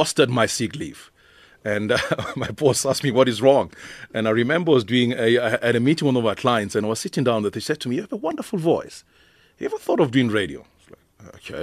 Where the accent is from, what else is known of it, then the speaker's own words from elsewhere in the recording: Johannesburg, Gauteng, South Africa; growing up in Mayfair